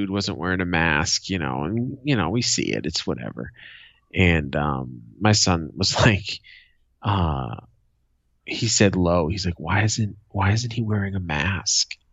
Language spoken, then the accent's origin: English; Boston, Massachusetts, United States; my hometown of Boston